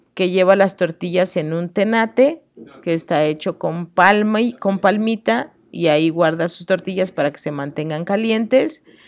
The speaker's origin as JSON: {"language": "Spanish", "region": "Oaxaca", "country": "Mexico", "said": "como oaxaqueña"}